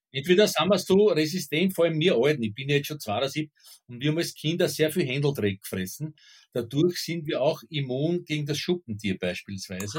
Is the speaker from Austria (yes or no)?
yes; Southern Burgenland, Austria; ich kann mich als Kind noch erinnern an so Dorfschandamen im, im Südburgenland